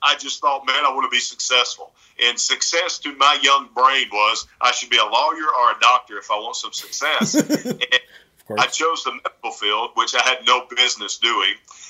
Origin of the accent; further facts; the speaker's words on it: the South, United States; Because I grew up in the South, and I'm from the South